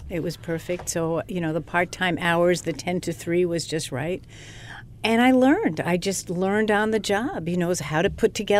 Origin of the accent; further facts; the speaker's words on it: Glen Cove, New York, United States; I grew up in Glen Cove. My grandparents were in Cedarhurst